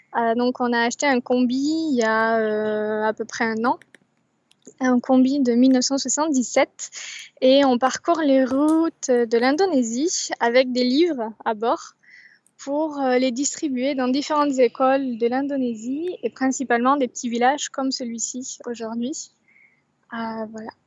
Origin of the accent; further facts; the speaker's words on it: Bordeaux, Nouvelle-Aquitaine, France; je suis bordelaise